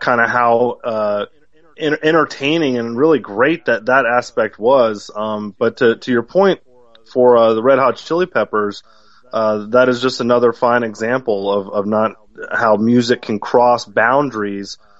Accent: Atlanta, Georgia, United States; also born or lived in Detroit, Michigan; I'm originally from Detroit and all my family's from Detroit, my parents were really big, because they were children of the 60s. They were baby boomers. They really loved Motown. And when I was growing up here in Atlanta

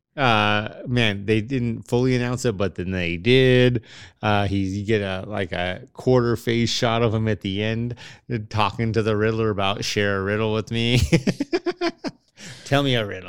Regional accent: United States

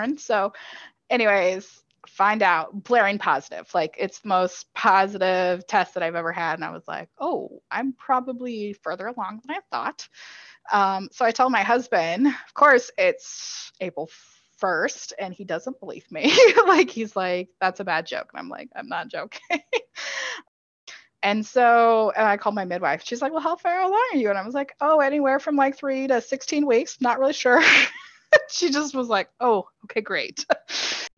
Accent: Kansas City, United States; we're from Kansas City

